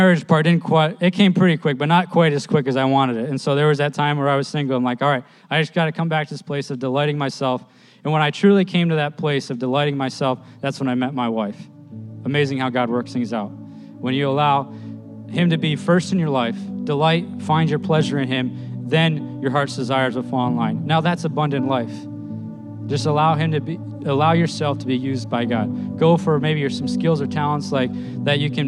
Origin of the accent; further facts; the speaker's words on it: East New York, United States; I grew up in East New York